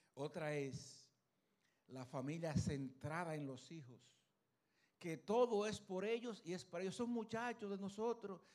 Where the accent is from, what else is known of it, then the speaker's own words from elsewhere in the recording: Luperón, Puerto Plata, Dominican Republic; Yo soy de Puerto Plata, Luperón, Puerto Plata